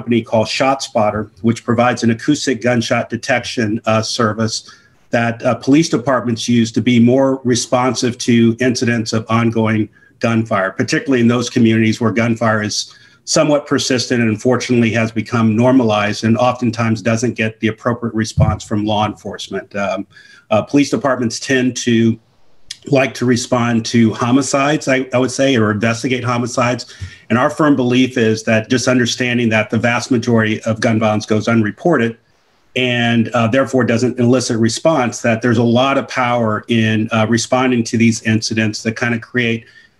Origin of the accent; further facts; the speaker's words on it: Oakland, California, United States; Born and raised in Oakland, California.